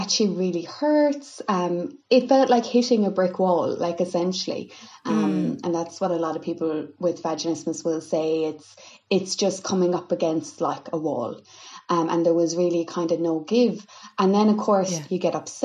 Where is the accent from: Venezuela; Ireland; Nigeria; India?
Ireland; Milltown, Munster; your standard experience of kind of growing up in Kerry